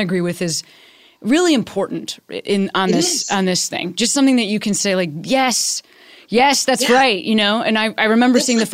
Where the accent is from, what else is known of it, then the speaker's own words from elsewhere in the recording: Chicago, Illinois, United States; moved away; I'm from Chicago originally